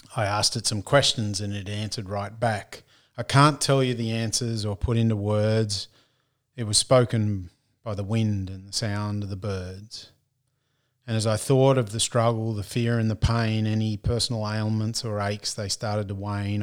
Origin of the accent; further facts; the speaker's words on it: Australia; accent: broad Australian; my broad Australian accent